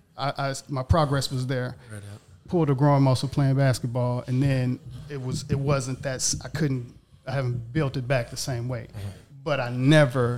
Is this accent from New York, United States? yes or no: no; Mississippi, United States; moved away as an adult; also born or lived in Long Beach / Atlanta / Marietta / DMV; I'm originally from Mississippi, left Mississippi probably when I was about 25